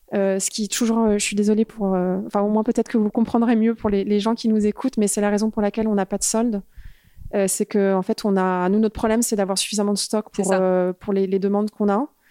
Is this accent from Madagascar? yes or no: no; Paris, Île-de-France, France; moved away as an adult; also born or lived in United States / Los Angeles; je, suis née en France. J'ai grandi en France jusqu'à mes 21 ans